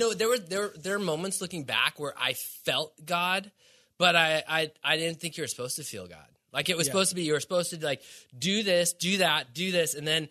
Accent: Milwaukee, Wisconsin, United States; so I grew up in Milwaukee, Wisconsin, and I grew up snowboarding on a landfill, like 200 vertical feet.

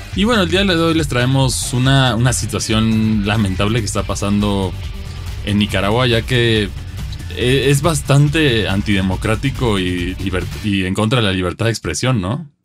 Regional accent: Mexico; como mexicanos

